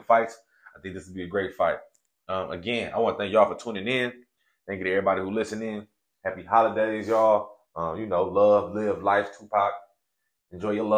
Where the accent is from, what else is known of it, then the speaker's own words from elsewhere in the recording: Oakland, California, United States; now in the Valley, United States; I'm an OAL kid. I come from Oakland. I'm an Oakland product